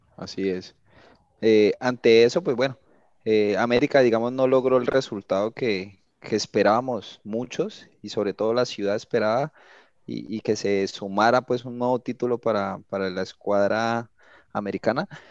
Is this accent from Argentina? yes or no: no; Cali, Valle del Cauca, Colombia; yo soy caleño